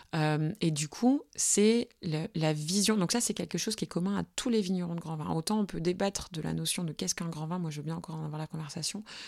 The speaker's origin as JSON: {"language": "French", "area": "Burgundy", "region": "Bourgogne-Franche-Comté", "country": "France", "said": "je viens de Bourgogne. Mes parents étaient vignerons en Bourgogne, mais pas euh, la Bourgogne qui fait briller les yeux, la Bourgogne de tout en bas, euh, dans les Hautes-Côtes"}